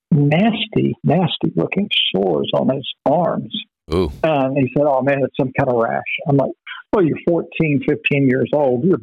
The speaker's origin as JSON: {"language": "English", "town": "Vero Beach", "region": "Florida", "country": "United States", "tie": "born or raised there", "also_born_or_lived": "Dallas, Texas", "moved": "as an adult", "said": "growing up in Vero Beach, where everything closes at ten o'clock"}